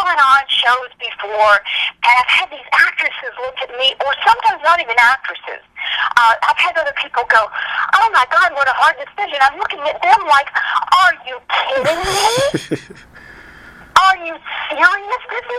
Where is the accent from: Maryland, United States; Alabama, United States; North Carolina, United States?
North Carolina, United States; Charlotte; born there; coming in from North Carolina, I was born in Charlotte, North Carolina, they said, okay, you get rid of the accent or we get rid of you.